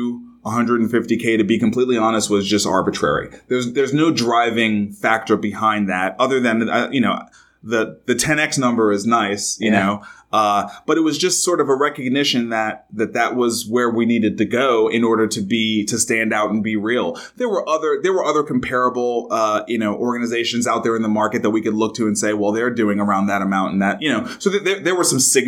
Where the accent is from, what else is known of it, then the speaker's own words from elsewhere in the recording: New York City, New York, United States; I grew up in Brooklyn, New York